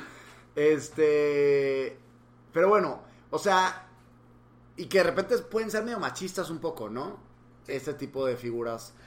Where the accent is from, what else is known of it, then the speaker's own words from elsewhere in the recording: Monterrey, Nuevo León, Mexico; moved away as an adult; also born or lived in Mexico City; Yo viví aquí, aquí crecí